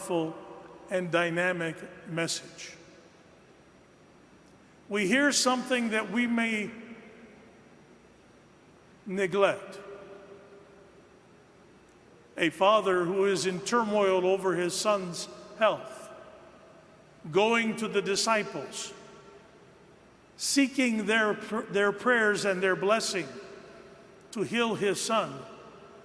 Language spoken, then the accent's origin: English; St. Louis, Missouri, United States; moved away; I grew up near St. Louis